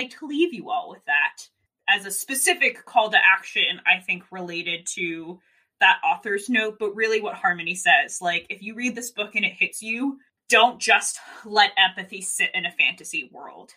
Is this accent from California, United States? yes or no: no; Sandy Hook, Connecticut, United States; I'm from Sandy Hook and gun violence has really shaped my life.